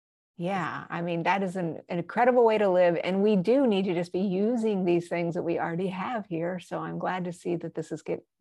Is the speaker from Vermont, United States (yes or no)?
no; Albuquerque, New Mexico, United States; moved away; I'm originally from Albuquerque, so I've got all my family there.